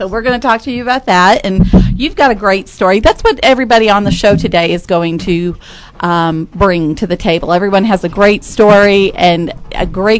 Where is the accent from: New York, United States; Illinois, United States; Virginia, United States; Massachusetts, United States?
Massachusetts, United States; now in Texas, United States; I'm from Massachusetts originally